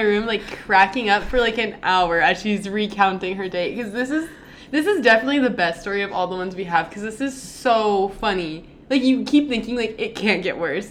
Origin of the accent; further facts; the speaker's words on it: an hour and a half from Los Angeles, California, United States; my hometown is, like, an hour and a half from Los Angeles